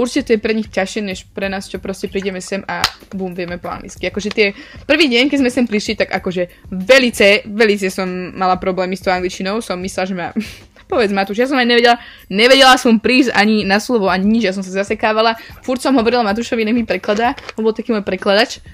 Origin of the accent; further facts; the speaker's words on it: Slovakia; accent: Slovak; moved away as an adult; now in Netherlands; aby som sa narodila na Slovensku a tam zostala celý život